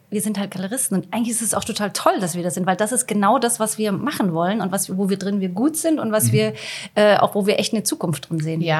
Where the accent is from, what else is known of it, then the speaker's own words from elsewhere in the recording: Stralsund, Mecklenburg-Vorpommern, Germany; now in Berlin, Germany; Ich aus dem Osten, ich komme aus Stralsund